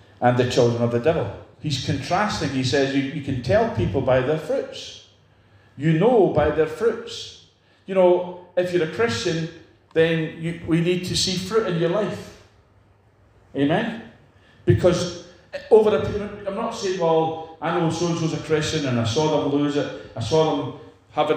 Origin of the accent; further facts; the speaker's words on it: Edinburgh, Scotland, United Kingdom; I know where I came from Edinburgh.